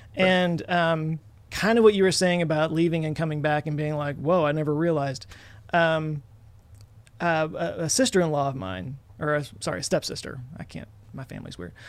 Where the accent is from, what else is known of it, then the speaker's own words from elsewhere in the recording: Texas, United States; growing up in Texas, sadly living my whole life in Texas